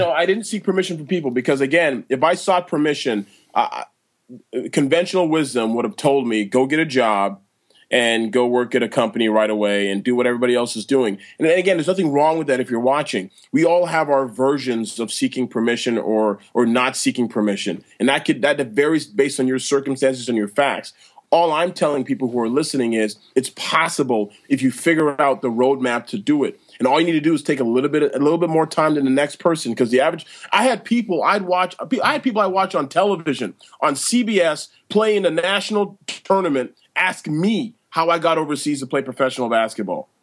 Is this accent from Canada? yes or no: yes; Toronto, Ontario, Canada; I'm born and raised in Toronto, Canada